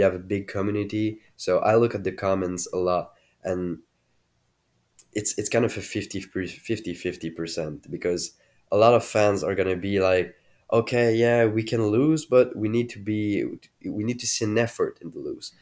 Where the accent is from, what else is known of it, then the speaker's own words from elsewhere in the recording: Quebec, Canada; I am from Quebec